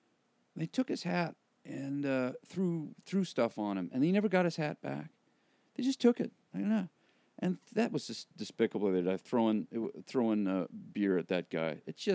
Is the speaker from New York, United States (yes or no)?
no; Washington, United States; I grew up in Washington